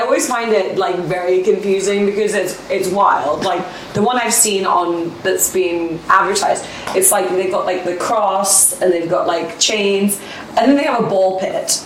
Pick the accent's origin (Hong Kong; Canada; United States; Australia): Hong Kong; I'm not an expat. I'm from here. I'm born in Hong Kong